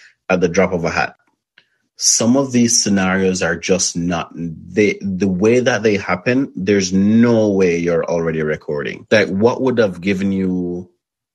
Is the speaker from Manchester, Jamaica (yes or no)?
yes; Mandeville, Manchester, Jamaica; also born or lived in Spalding, Jamaica; I don't feel like I grew up in Mandeville. Yes, right. I lived there.